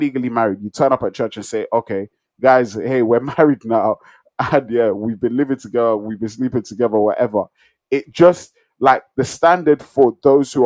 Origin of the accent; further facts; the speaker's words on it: Nigeria; I'm a Nigerian